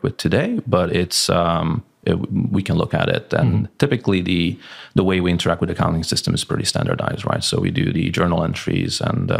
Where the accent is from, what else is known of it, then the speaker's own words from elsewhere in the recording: Hungary; English is a second language; now in Malaga, Spain; So I'm based in Malaga, Spain. Yeah. I'm originally Hungarian.